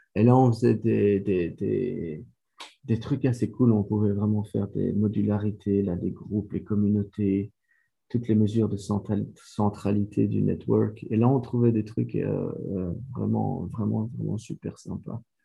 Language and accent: French; Belgium; first language French; moved away; l'histoire a commencé en Belgique, je suis belge.